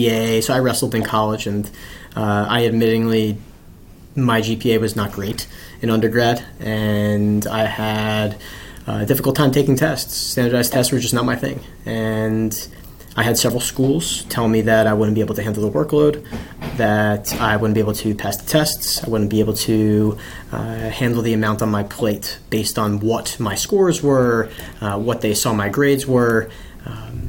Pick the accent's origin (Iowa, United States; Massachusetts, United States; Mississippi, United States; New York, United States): New York, United States; Bellmore; moved away as an adult; also born or lived in Los Angeles; now in Washington, D.C., United States; So I grew up in a town called Belmore